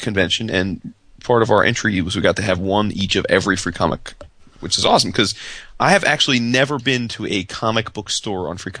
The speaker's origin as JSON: {"language": "English", "region": "New Jersey", "country": "United States", "said": "when you're from Jersey"}